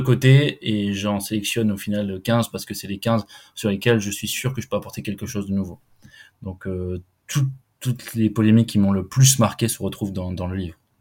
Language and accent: French; Lot-et-Garonne, Nouvelle-Aquitaine, France; je suis originaire du Lot-et-Garonne, j'ai grandi, j'ai grandi là-bas